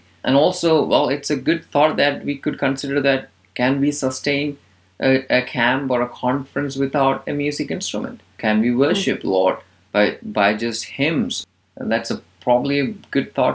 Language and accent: English; India; moved away; I grew up in India